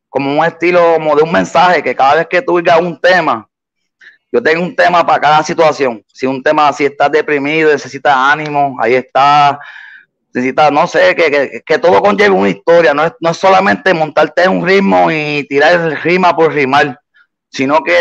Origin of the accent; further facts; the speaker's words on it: Puerto Rico; also born or lived in Boston, United States; Yo me nací en Puerto Rico y a mis dos años, pues mi mamá decidió mudarse para para Boston. Allá estuve hasta los 11 y después a los 11 me vine para acá, para PR, para, mi isla del encanto